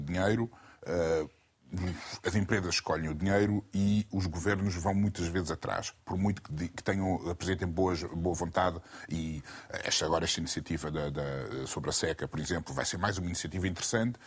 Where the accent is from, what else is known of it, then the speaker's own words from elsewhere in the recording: São Vicente, Cape Verde; eu, eu nasci em Cabo Verde. Em Cabo Verde, na, em São Vicente